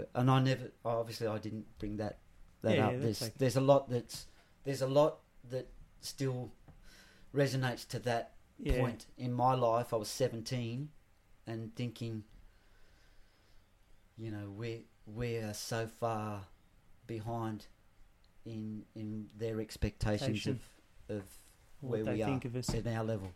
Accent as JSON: {"language": "English", "country": "Australia", "also_born_or_lived": "England", "accent": "Australian", "said": "I'm an Australian accent, but I'm Pommy born."}